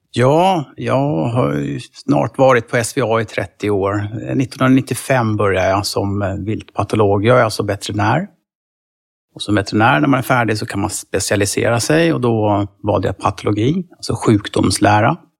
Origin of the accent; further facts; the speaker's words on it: Stockholm, Stockholm County, Sweden; now in near Uppsala, Sweden; jag bor nära Uppsala, jag är från Stockholm från början